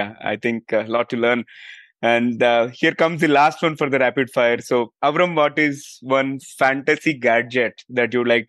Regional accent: India; I'm from India

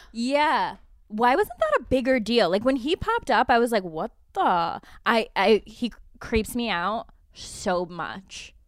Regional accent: Albany, New York, United States; I'm Italian and from Albany

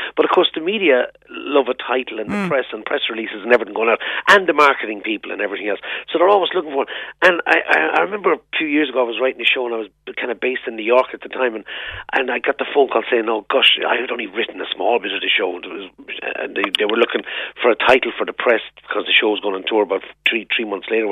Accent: Thurles, Tipperary, Ireland; me growing up in Turles and Tipperary

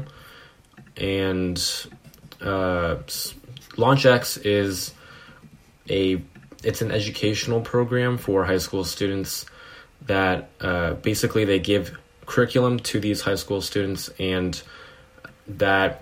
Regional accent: Foster City, California, United States; I grew up in Foster City, which is in California, the Bay Area

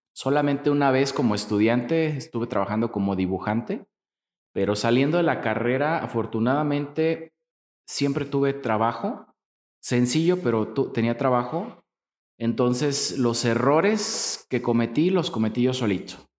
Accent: Apatzingán, Michoacán, Mexico; moved away as an adult; now in Morelia, Mexico; yo soy nacido de, en Apatzingán, Michoacán

